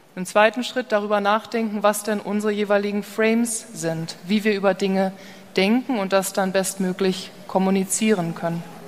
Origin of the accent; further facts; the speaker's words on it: Hamburg, Germany; moved away as an adult; now in California, United States; Ich bin ja gebürtige Hamburgerin, lebe aber seit zehn Jahren drüben in Kalifornien